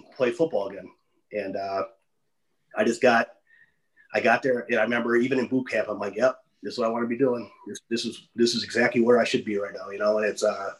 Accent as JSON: {"language": "English", "area": "West Dallas", "region": "Wisconsin", "country": "United States", "tie": "born or raised there", "said": "I grew up in West Dallas, Wisconsin"}